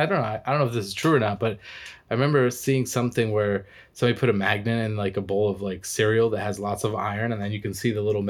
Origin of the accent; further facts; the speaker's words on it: Massachusetts, United States; also born or lived in Florida; now in California, United States; I was from Massachusetts by way of Florida. I don't represent anywhere, really. I'm out here in California now.